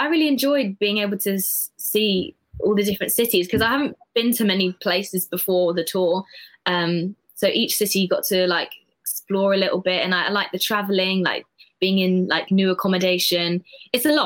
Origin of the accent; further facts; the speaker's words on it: London, United Kingdom; London, born and raised, always been here